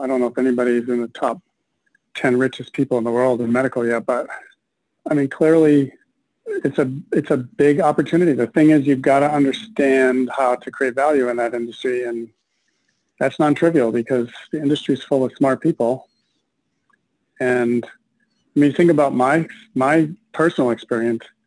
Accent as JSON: {"language": "English", "town": "Minneapolis", "region": "Minnesota", "country": "United States", "tie": "born or raised there", "said": "I was born and raised in Minneapolis"}